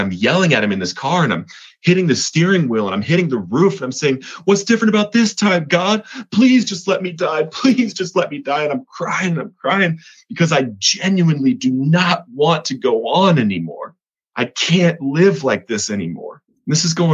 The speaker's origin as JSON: {"language": "English", "region": "Colorado", "country": "United States", "also_born_or_lived": "Montana", "moved": "yes", "said": "I'm from Colorado"}